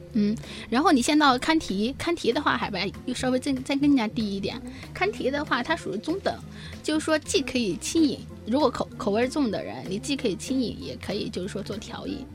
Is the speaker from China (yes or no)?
yes; China; moved away as an adult; also born or lived in Sri Lanka; 我们中国人